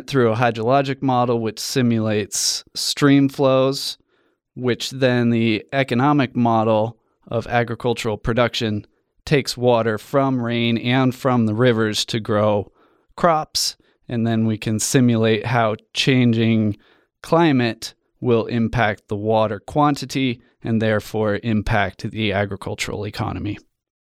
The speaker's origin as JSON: {"language": "English", "region": "Colorado", "country": "United States", "tie": "born or raised there", "said": "I grew up in Colorado at the foot of the Rocky Mountains"}